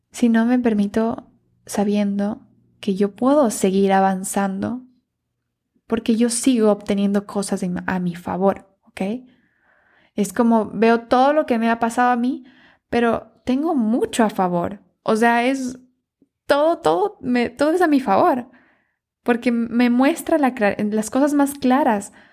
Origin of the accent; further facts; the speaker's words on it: Ecuador; moved away; Por esa razón yo me mudé de, del Ecuador